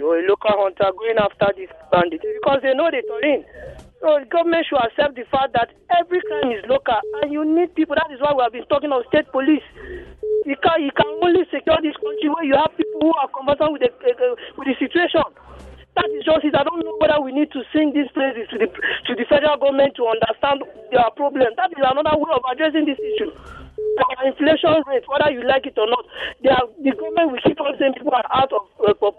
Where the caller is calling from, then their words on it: Nigeria; I'm calling from Tamina.